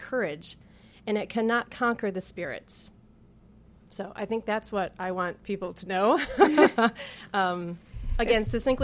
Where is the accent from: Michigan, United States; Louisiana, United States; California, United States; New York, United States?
New York, United States; Danville; I was born and raised in Danville, New York